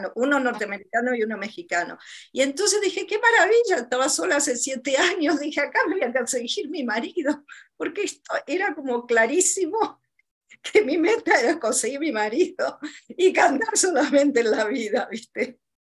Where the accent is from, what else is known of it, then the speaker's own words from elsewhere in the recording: Buenos Aires, Argentina; moved away; also born or lived in Chile; En Argentina, bueno, en Buenos Aires, donde yo nací